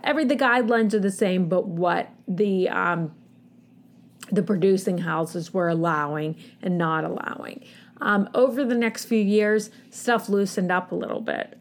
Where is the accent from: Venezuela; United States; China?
United States; as an American society